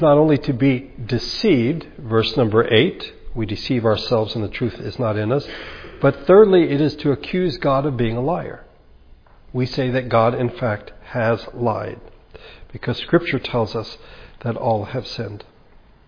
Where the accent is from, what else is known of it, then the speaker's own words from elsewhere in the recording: United States; We're very American, very individualistic